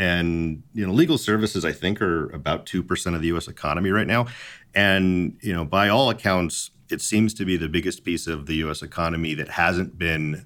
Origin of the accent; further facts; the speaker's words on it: Las Vegas, Nevada, United States; I was born in Las Vegas.